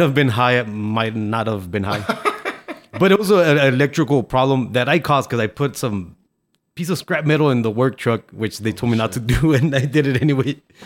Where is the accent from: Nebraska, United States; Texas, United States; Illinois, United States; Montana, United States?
Texas, United States; El Paso; also born or lived in Ciudad Juárez, Mexico; we came from Juarez to El Paso when I was three, so I knew some English